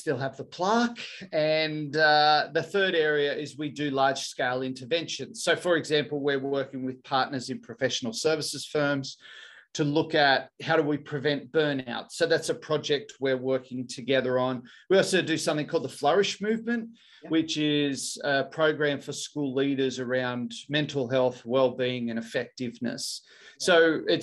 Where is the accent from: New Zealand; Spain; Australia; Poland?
Australia; Thirroul, New South Wales; now in Sydney, Australia; I grew up in Thirroul on the south coast.